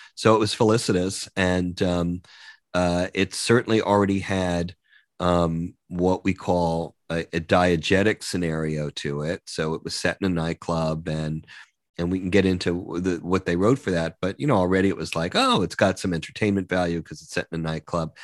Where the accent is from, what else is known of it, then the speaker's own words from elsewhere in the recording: Long Island, New York, United States; I grew up in Long Island